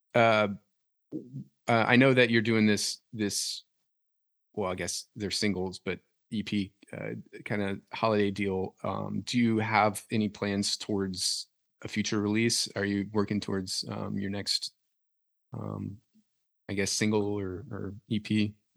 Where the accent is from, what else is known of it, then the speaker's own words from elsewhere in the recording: Louisiana, United States; moved away as an adult; now in Nashville, United States; I am from Louisiana originally.